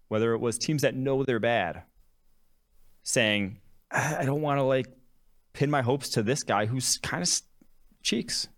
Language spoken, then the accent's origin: English; Champaign, Illinois, United States; also born or lived in Milwaukee, Wisconsin; I was born in Milwaukee, Wisconsin. I grew up Packers, Badgers, Bucks, Brewers, fan, all Wisconsin sports. Um, grew up, lived there till I was six. Moved to a city just outside of Champaign, Illinois